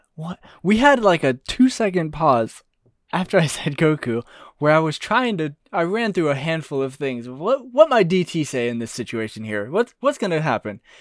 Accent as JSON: {"language": "English", "country": "United States", "said": "We're American"}